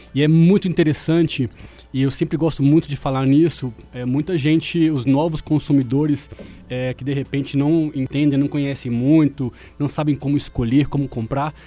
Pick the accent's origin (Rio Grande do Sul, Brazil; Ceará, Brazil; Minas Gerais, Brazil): Minas Gerais, Brazil; Belo Horizonte; moved away as an adult; also born or lived in Chile / United Kingdom / São Paulo; Eu sou de Belo Horizonte, morei um tempo fora. Na verdade, tem 10 anos que eu saí de Belo Horizonte e voltei recentemente por causa da pandemia.